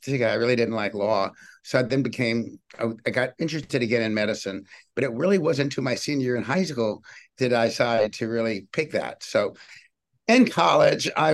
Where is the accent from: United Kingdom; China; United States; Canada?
United States; Richmond, Virginia; I grew up in Richmond, Virginia, and I didn't have a medical family